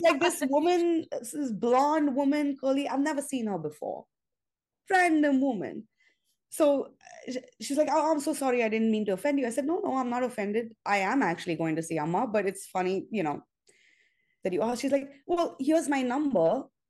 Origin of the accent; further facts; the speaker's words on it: Mumbai, Maharashtra, India; moved away as an adult; now in New York, United States; I'm Indian by birth, uh, by every, well, I'm American now, but I grew up in India. I moved to New York when I, in 99, when I was 22.